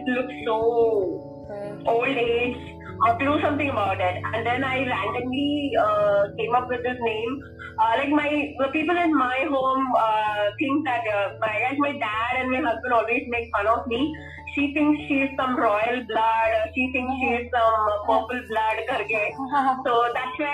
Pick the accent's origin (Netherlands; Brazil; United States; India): India; Chennai, Tamil Nadu; moved away as an adult; now in Hyderabad, India; born and brought up in Chennai. I've lived like most of my life there, and then I moved to Hyderabad here.